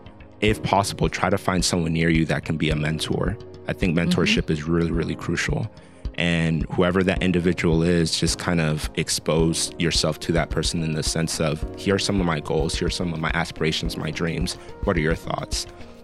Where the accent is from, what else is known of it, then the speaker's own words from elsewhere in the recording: Colombia; I'm from Colombia, but I had classmates that wanted like mix CDs, like burned for them.